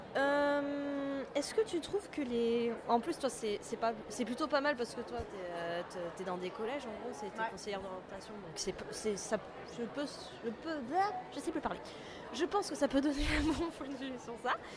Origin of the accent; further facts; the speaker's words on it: France; je suis française aussi